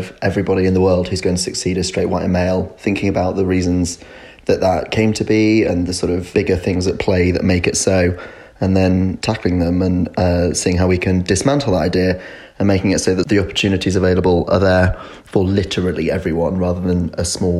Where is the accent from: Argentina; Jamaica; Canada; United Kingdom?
United Kingdom; Yorkshire and the Humber; I'm from North Yorkshire.